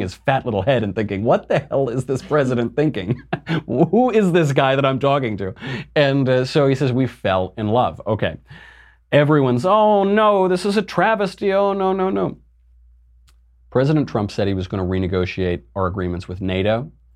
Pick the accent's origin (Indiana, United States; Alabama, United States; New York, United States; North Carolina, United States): New York, United States; now in California, United States; I'm from New York. I live in California